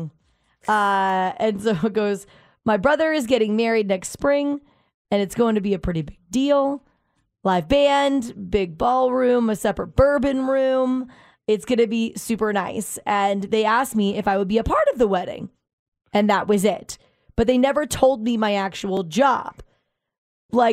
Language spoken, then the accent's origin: English; the South, United States; I'm from the South